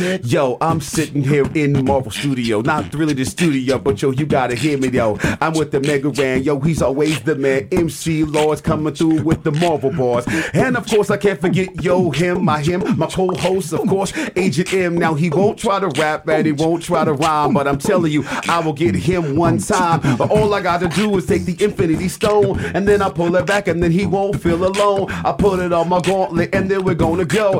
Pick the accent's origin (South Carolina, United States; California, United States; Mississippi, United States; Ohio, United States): California, United States; Hayward; I'm from Hayward, California.